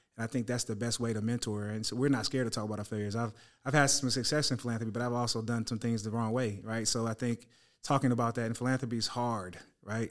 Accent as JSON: {"language": "English", "area": "San Francisco Bay Area", "region": "California", "country": "United States", "tie": "born or raised there", "said": "the Niners, uh, my hometown squad"}